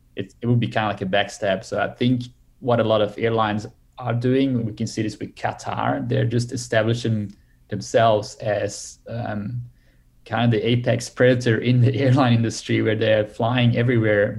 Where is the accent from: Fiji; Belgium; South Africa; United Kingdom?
Belgium; now in Australia; I'm from Belgium originally